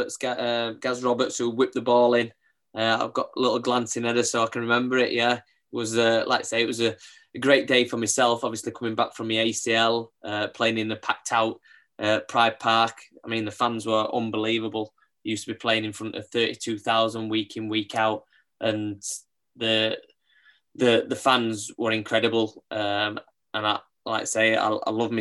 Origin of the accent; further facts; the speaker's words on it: Pontefract, Yorkshire and the Humber, United Kingdom; my hometown, Pontefract